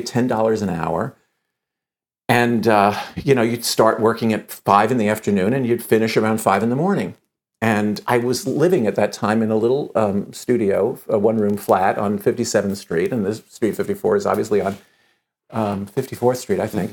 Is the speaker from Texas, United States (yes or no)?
no; New York City, New York, United States; I was born in New York City and, and grew up here